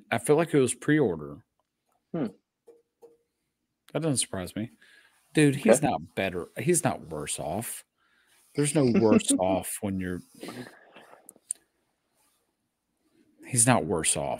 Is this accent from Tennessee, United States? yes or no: yes; Middle Tennessee, United States; We don't live in LA. We're from Middle Tennessee.